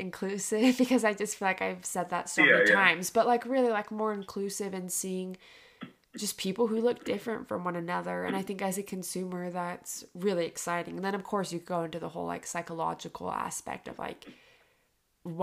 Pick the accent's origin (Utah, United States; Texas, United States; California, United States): Utah, United States; I grew up in Utah, which is like very predominantly white